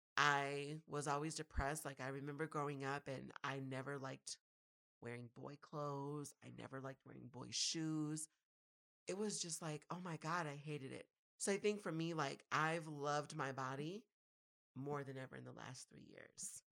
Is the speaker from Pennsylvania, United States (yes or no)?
no; Minneapolis–Saint Paul, Minnesota, United States; growing up was, I guess, all right in the Twin Cities